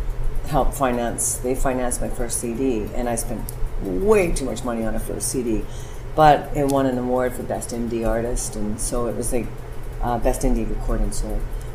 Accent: Dawson Creek, British Columbia, Canada; also born or lived in Vancouver, Canada; I'm originally from British Columbia, Canada, and we moved a lot. So the most significant town was Dawson Creek

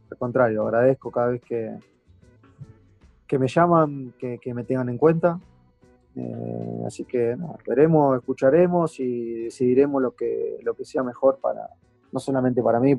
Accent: Argentina; Sé lo que significaría, no solamente para, para nosotros como argentinos, sino para, para él personalmente.

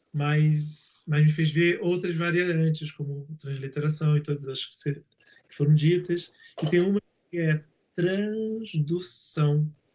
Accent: Rio de Janeiro, Brazil; eu sou nascido na Pavuna

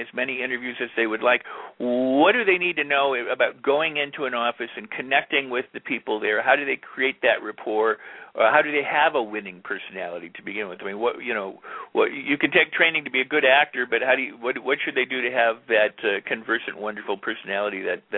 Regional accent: Hollywood, California, United States; Because when I grew up in Hollywood, we thought casting directors were the enemy.

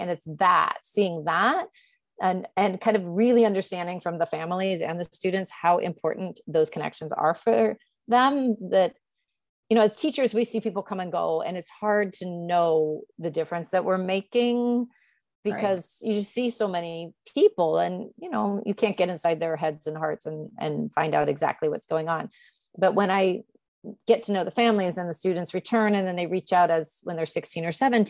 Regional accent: United States; now in New York City, United States; I'm American

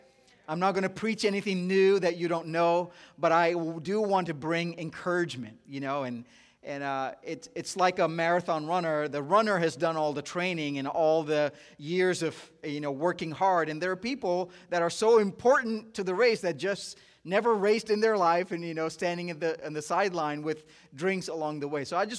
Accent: Dubai, United Arab Emirates; moved away as an adult; also born or lived in India; now in United States; I'm originally from India, so I love seeing that being the nation that's really marked up for Dove. And I was born in India, but I grew up in the Middle East in Dubai.

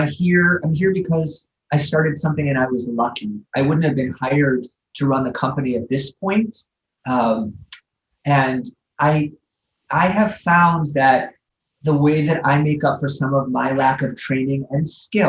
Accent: Midwest, United States; moved away; as a Midwesterner

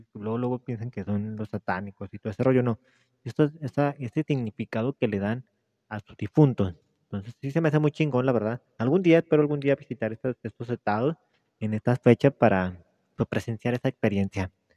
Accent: Mexico; soy mexicano

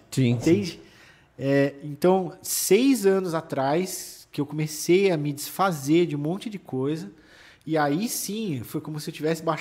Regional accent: São Paulo, Brazil; Como eu vim de São Paulo já, de uma, de, com esse todo know-how assim de São Paulo, né?

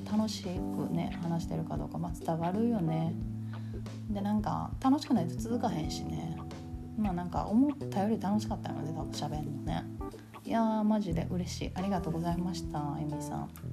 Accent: Kansai, Japan; accent: Kansai-ben

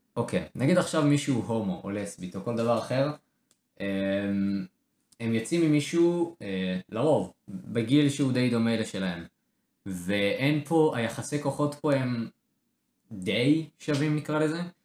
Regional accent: Israel; בתור ישראלים

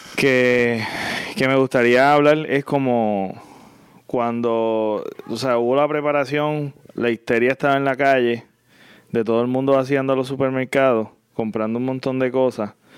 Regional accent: San José, Puerto Rico; also born or lived in Cabo Rojo; nos criamos juntos en San José

